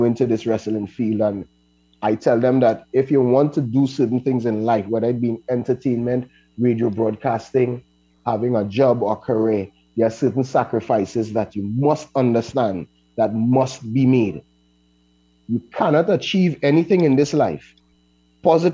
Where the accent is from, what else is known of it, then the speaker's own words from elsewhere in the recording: Laventille, Trinidad & Tobago; I am from Lavantil, so I already fighting a stigma